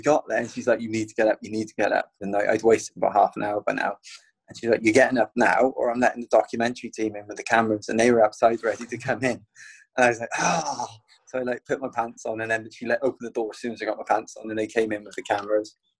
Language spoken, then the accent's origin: English; Penarth, Wales, United Kingdom; running through my hometown